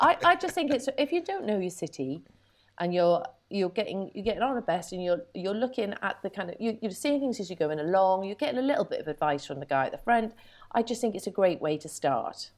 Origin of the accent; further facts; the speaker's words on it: United Kingdom; being very British